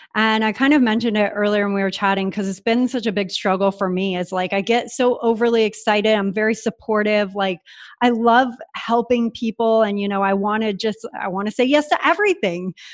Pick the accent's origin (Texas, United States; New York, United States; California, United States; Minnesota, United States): California, United States; San Diego; moved away as an adult; now in Puerto Rico; I grew up in San Diego